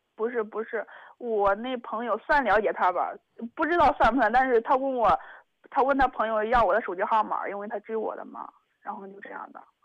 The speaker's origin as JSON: {"language": "Chinese", "town": "Zhengzhou", "region": "Henan", "country": "China", "said": "我家是郑州的"}